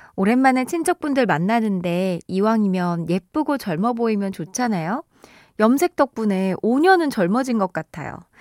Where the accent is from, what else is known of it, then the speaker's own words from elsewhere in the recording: Chungju, North Chungcheong, South Korea; 제가 충주 사람인데